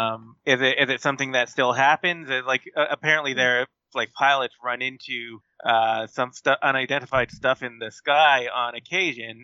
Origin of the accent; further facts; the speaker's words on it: Canada; I'm Canadian